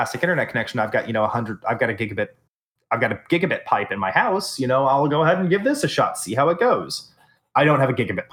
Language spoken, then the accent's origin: English; Texas, United States; accent: twang; I am from Texas. I am more than capable of bringing out all that redneck and that twang